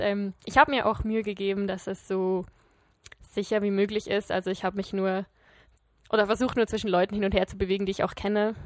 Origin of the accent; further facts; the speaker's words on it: Switzerland; als Schweizer